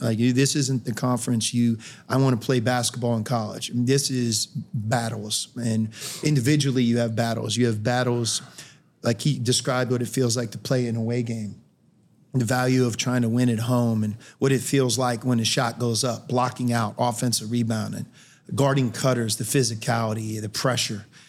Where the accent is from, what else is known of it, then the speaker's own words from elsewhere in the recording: Pittsburgh, Pennsylvania, United States; moved away as an adult; I grew up in Pittsburgh.